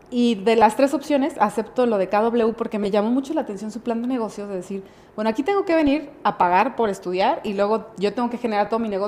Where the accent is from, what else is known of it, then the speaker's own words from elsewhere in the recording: Querétaro, Mexico; also born or lived in Mexico City; yo nací en Ciudad de México, pero cinco años, a los cinco años me vine a vivir acá.